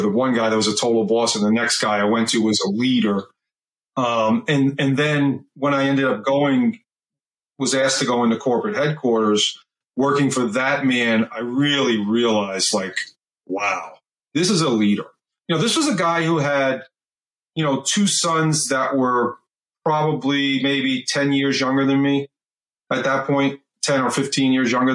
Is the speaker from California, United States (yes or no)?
no; Eastern Long Island, New York, United States; I grew up on Eastern Long Island.